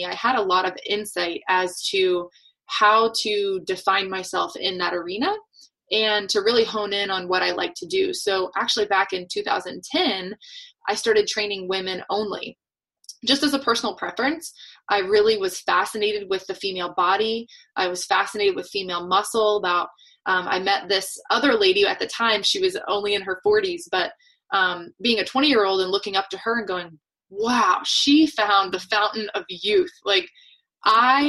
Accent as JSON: {"language": "English", "town": "Atlanta", "region": "Georgia", "country": "United States", "tie": "born or raised there", "moved": "yes", "lives_now": "New Hampshire, United States", "said": "I live in New Hampshire now. I'm originally born and raised in Atlanta, Georgia."}